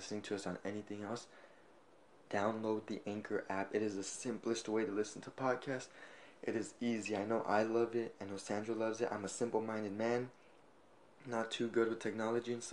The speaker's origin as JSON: {"language": "English", "town": "Orange", "region": "California", "country": "United States", "tie": "born or raised there", "also_born_or_lived": "Fullerton, California / Garden Grove, California / Santa Ana, California", "said": "I was pooped out in Fullerton."}